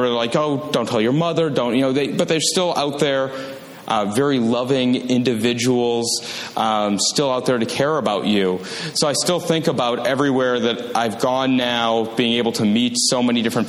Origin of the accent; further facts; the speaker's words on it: Wausau, Wisconsin, United States; also born or lived in Madison, Wisconsin; I'm from northern Wisconsin. I'm originally from Wausau.